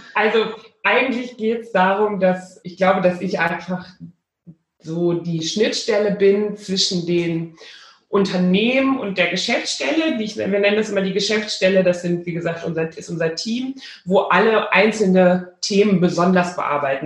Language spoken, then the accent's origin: German; Rhineland, Germany; now in Bielefeld, Germany; Ich bin ja zu allem Überfluss auch noch zur Hälfte, wenn ich ganz Rheinländerin, also ich bin im Rheinland geboren